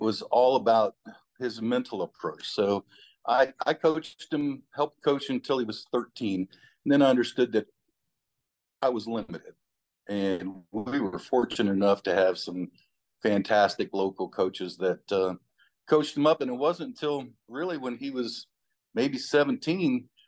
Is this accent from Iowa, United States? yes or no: yes; Muscatine, Iowa, United States; moved away; I was born right on the Mississippi River in Iowa